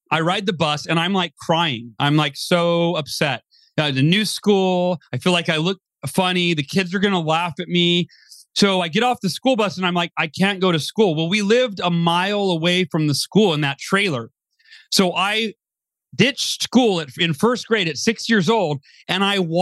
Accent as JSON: {"language": "English", "town": "Oakhurst", "region": "California", "country": "United States", "tie": "born or raised there", "said": "I was born in Southern California. And then when I was 5 years old, we moved to Northern California, a little small town called Oakhurst, California."}